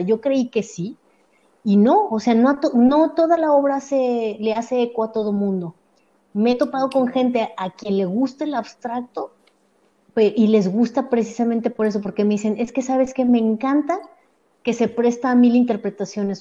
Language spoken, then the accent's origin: Spanish; Mexico; also born or lived in Edmonton, Canada; nosotros venimos de México